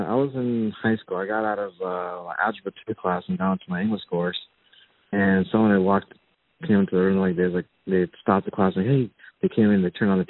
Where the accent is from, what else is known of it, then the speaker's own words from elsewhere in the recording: North Carolina, United States; moved away as an adult; So I ended up growing up in North Carolina. It turned ages three through 19 in North Carolina. It's a wonderful state.